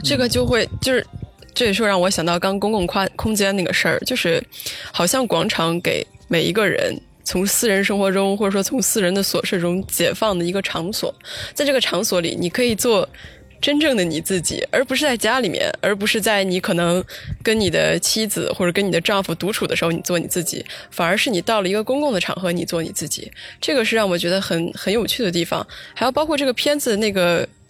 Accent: Xi'an, Shaanxi, China; 我是在西安那边长大

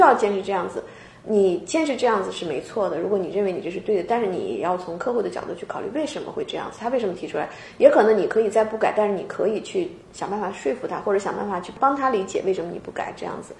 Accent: China; now in Seattle, United States; 我们本身就国内来的

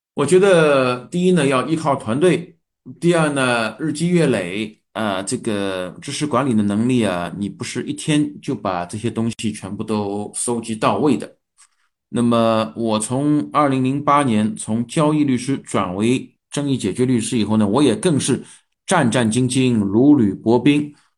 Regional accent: China; 我们中国人

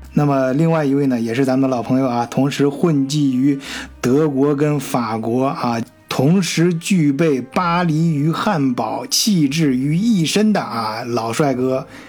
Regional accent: China; 对于咱中国人来说啊

